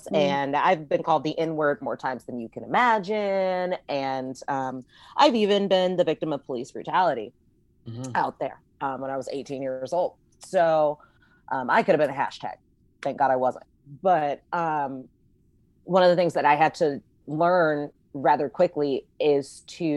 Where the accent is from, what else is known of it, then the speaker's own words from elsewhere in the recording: Palmdale, California, United States; I'm from Palmdale, California